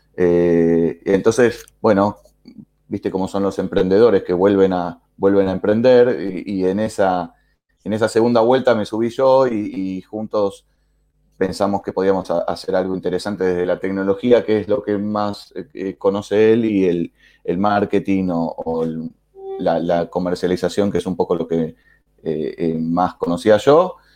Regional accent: Argentina; como lo dice mi acento también, que es muy fácil, igual que el tuyo, de adivinar, soy de Argentina.

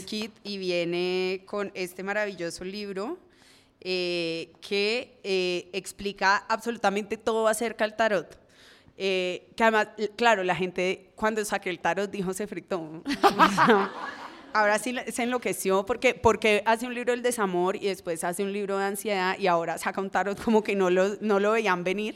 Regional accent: Cali, Valle del Cauca, Colombia; como persona caleña que soy

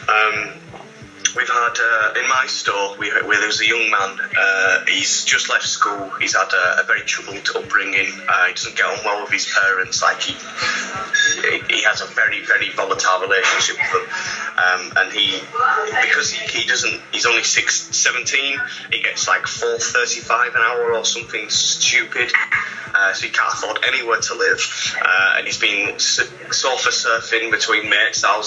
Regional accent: Scarborough, Yorkshire and the Humber, United Kingdom; now in Cambridge, United Kingdom

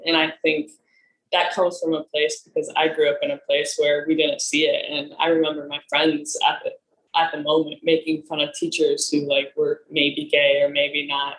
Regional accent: Nebraska, United States; moved away as an adult; now in Los Angeles, United States; I'm from Nebraska.

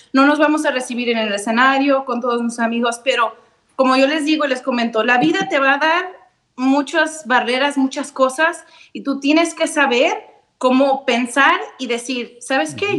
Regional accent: Apatzingán, Michoacán, Mexico; also born or lived in Nevada; now in Las Vegas, United States; Yo nací en Apachingán, Michoacán.

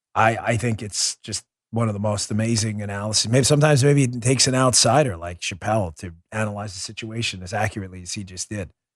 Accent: United States; I'm an American

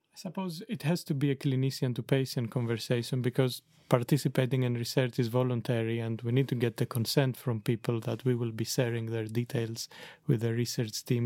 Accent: Greece; moved away as an adult; also born or lived in Netherlands; I came from Greece originally

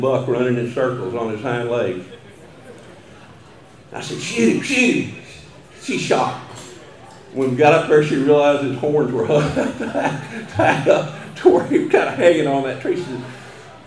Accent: Colorado County, Texas, United States; first language German; English is a second language; I grew up in Colorado County, a little German-speaking community called Zimmerscheid, kind of between Thrillsburg and Columbus

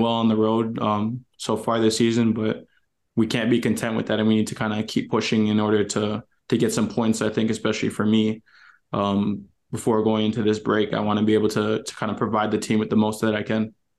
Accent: Canada; for me being Canadian

